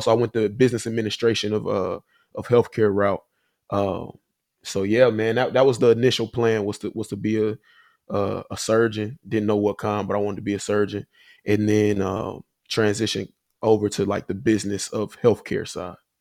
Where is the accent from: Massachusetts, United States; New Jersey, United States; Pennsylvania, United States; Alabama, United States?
Alabama, United States; Huntsville; moved away as an adult; also born or lived in Nashville, Tennessee / Chicago; I'm from Huntsville, Alabama. Uh, grew up there, you know, my whole life